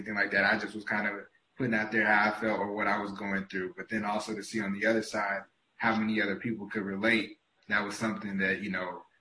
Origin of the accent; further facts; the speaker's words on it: the South, United States; now in Miami, United States; I grew up in the South